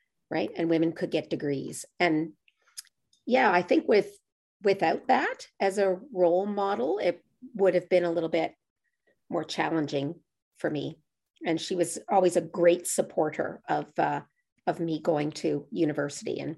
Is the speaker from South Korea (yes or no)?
no; Halifax, Nova Scotia, Canada; now in Truro, Canada; I live in Truro now, but I'm from the Halifax area. And my aunt and I live with my grandparents who live next door to me growing up.